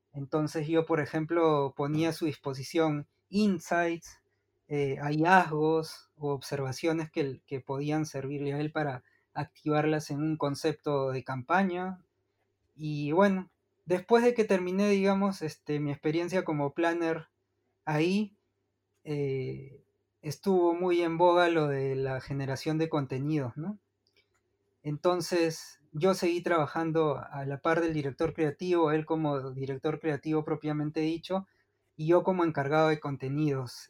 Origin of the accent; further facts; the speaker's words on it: Lima, Peru; moved away as an adult; also born or lived in Buenos Aires, Argentina; now in Malmö, Sweden; yo nací en, Lima, en la capital de Perú, y estuve ahí. Eh, bueno, ahí estudié todo el colegio